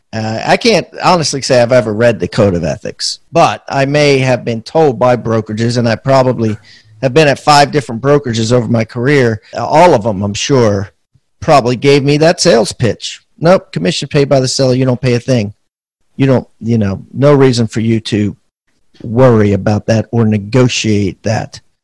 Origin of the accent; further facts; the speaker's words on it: Maryland, United States; I'm from Maryland